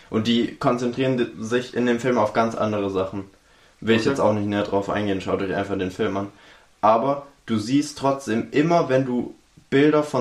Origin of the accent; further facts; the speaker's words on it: Baden-Württemberg, Germany; Ich bin Schwabe. Wir wollen Geld.